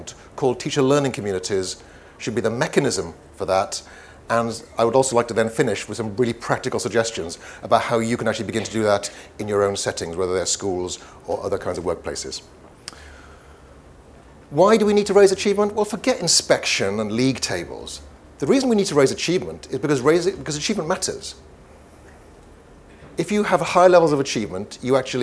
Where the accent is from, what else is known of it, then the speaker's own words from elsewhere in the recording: Wales, United Kingdom; first language Welsh; English is a second language; my mother tongue is Welsh